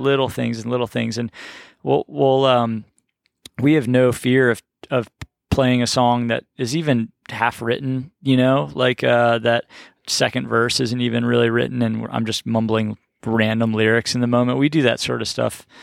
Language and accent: English; Baltimore, Maryland, United States; moved away; I grew up in Baltimore